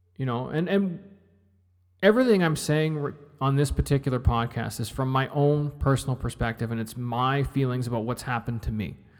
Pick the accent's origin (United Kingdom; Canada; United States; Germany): Canada; I'm Canadian.